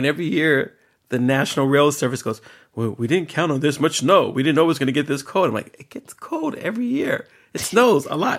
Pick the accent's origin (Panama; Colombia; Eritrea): Eritrea; My therapist says that I have a very African sense of time. I was like, oh. Because I'm from Eritrea.